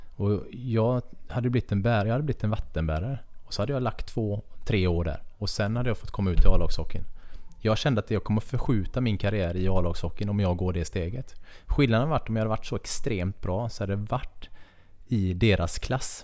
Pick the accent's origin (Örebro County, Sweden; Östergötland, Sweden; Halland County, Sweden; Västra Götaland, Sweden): Halland County, Sweden; Kungsbacka; moved away; also born or lived in Karlskrona / Nybro; är jag uppväxt i Kungsbacka, väldigt nära vattnet